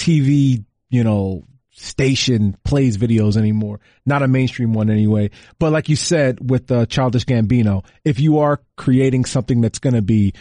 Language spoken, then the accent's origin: English; New Jersey, United States; a classic Jersey guy. I'm from Jersey.